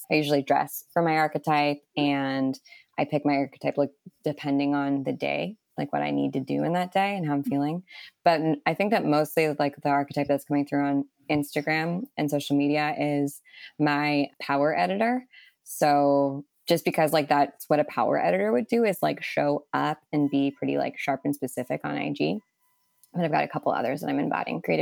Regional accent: Canada; as a Canadian

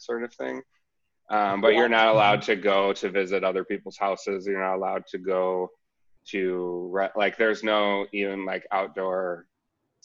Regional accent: United States; moved away as an adult; now in Melbourne, Australia; my hometown

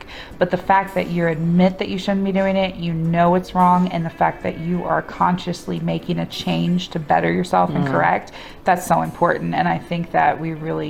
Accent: Midwest, United States; As a Midwesterner

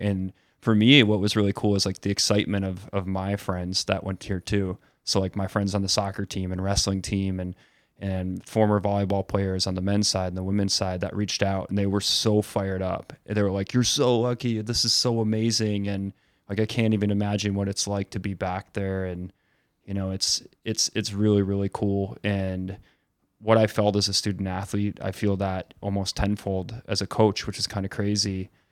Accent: Eden, New York, United States; moved away; also born or lived in Southern California; we're both from Buffalo and we grew up together

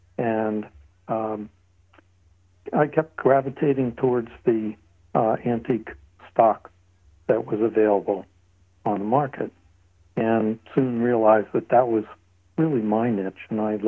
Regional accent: Bucks County, Pennsylvania, United States; moved away as an adult; also born or lived in Worcester, Massachusetts; I grew up in Bucks County, Pennsylvania, which is a very historic area just north of Philadelphia.

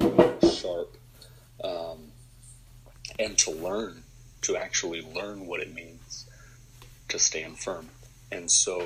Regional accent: Southwest Georgia, United States; I'm from Southwest Georgia

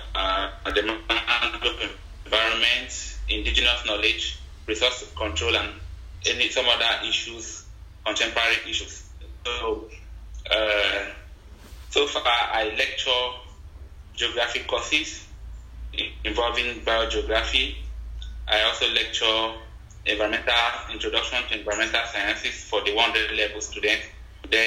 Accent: southern Nigeria, Nigeria; I am from Nigeria, southern part of Nigeria

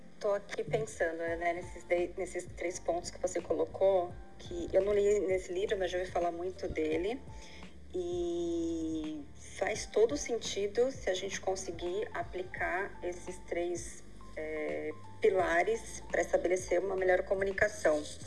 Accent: Brazil; moved away as an adult; eu vim do Brasil, sou casada

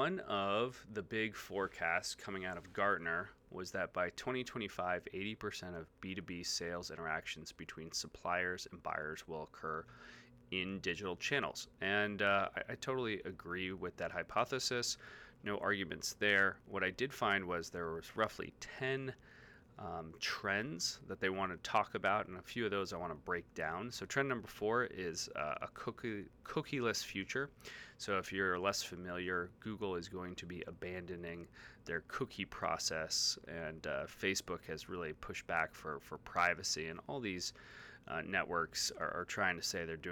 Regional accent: Chicago, Illinois, United States; my local market as a Chicagoan

